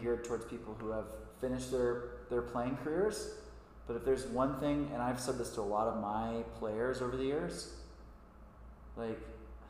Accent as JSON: {"language": "English", "region": "Kentucky", "country": "United States", "tie": "born or raised there", "said": "Or I grew up in Kentucky, and I live here, and I say Kentucky to people, and they're always like, you're the first person I've ever met from Kentucky."}